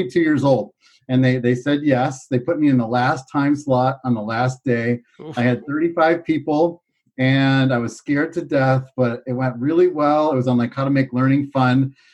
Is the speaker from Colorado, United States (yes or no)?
no; Chicago, Illinois, United States; moved away as an adult; also born or lived in Southern California; I grew up in Chicago, and I'm an only child